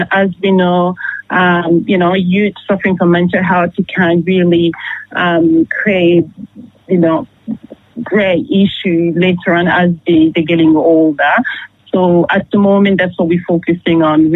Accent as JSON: {"language": "English", "town": "Paris", "region": "Île-de-France", "country": "France", "tie": "born or raised there", "also_born_or_lived": "Democratic Republic of Congo / Canada", "moved": "as an adult", "lives_now": "Geelong, Australia", "said": "I grew up in Paris"}